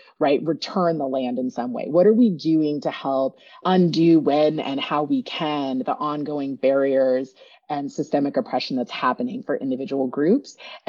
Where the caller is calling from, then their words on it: Oakland, California, United States; I am zooming in from Ohlone territory in the East Bay, Oakland, Berkeley area